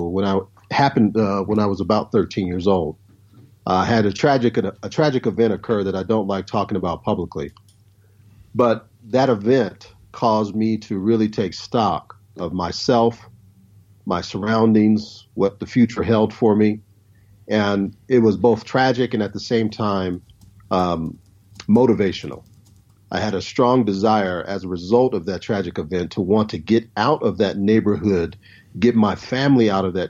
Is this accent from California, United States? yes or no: yes; Long Beach, California, United States; moved away as an adult; also born or lived in Compton, California / Mountain Home, Idaho; I was born in Long Beach, California, 1973, Memorial Hospital. I lived in Long Beach, California, all the way up until I was about 18